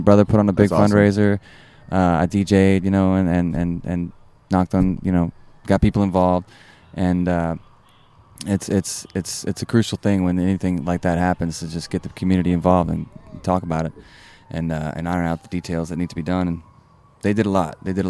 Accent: Houma, Louisiana, United States; also born or lived in New Orleans; I'm from Houma. I grew up in Terrebonne Parish, Houma. The Good Earth.

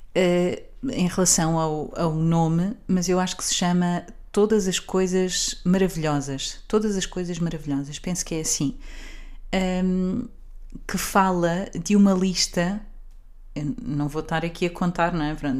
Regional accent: Portugal

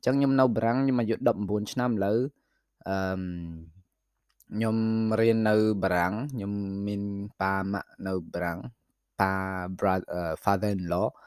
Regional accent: Phnom Penh, Cambodia; born or raised there; now in France

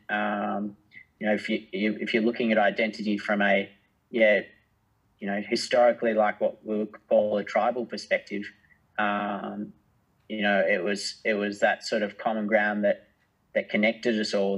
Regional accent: Australia; being an Australian

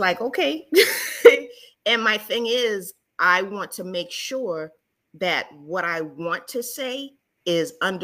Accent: Charleston, South Carolina, United States; moved away; I am originally from Charleston, South Carolina, also known as the Holy City

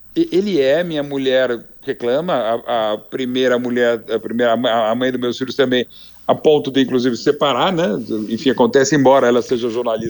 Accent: Brazil; nós como brasileiro como um todo

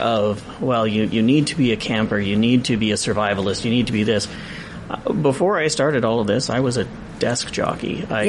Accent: Lower Mainland, British Columbia, Canada; now in Prince George, Canada; I grew up in the Lower Mainland, I didn't have this. I grew up somewhat insular. I was a city boy, and then I came to Prince George.

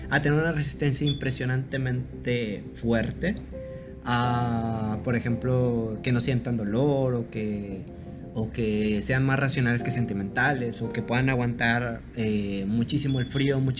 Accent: Mexico; podemos presumirlo como buenos mexicanos, como, pues el amor que le tenemos a nuestro país

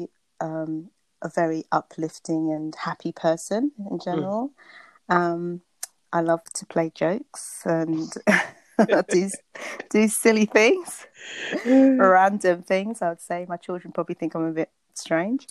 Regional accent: Luton, East of England, United Kingdom; also born or lived in Bedfordshire / St. Kitts (parents); I live in Bedfordshire. I was born in Luton, to be exact.

